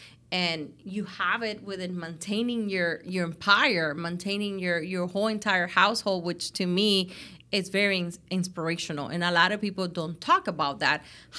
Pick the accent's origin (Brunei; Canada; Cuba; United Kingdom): Cuba; I know you come from, you know, where we come from Cuba and our backgrounds and where you are now